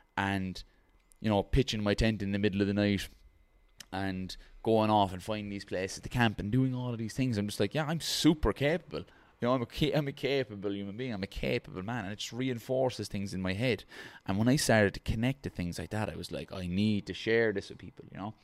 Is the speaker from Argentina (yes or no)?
no; Ireland; as an Irish person